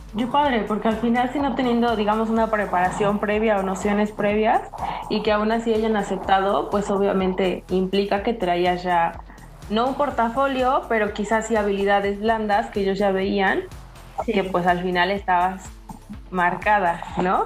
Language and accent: Spanish; Puebla, Mexico; yo soy poblana